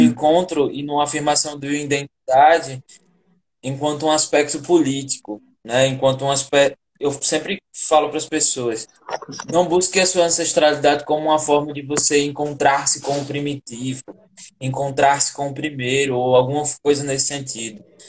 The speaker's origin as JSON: {"language": "Portuguese", "town": "Janduís", "region": "Rio Grande do Norte", "country": "Brazil", "moved": "as an adult", "said": "eu que venho do sertão profundo aqui do estado, né? Sou do estado de Janduís, lá interiorzão mesmo, Médio Oeste, seca."}